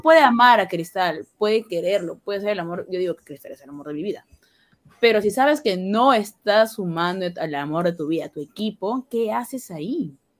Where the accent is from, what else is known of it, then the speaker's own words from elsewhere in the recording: Peru; como peruana